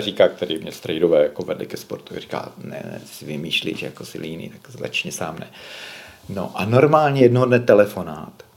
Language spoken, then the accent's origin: Czech; Moravia, Czechia; moved away as an adult; also born or lived in Bohemia; jsem odešel eh, z Moravy byl jsem na vojně